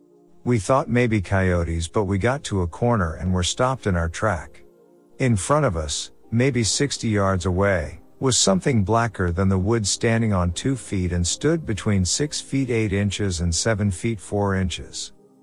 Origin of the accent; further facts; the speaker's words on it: Vandercook Lake, Michigan, United States; So, I grew up in Vandercook Lake, Michigan, and I lived in a small trailer park about 2 miles from 127 Highway.